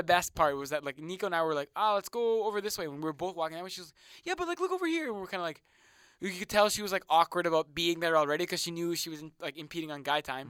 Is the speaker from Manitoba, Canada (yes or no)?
yes; Otterburn, Manitoba, Canada; I'm from Otterburn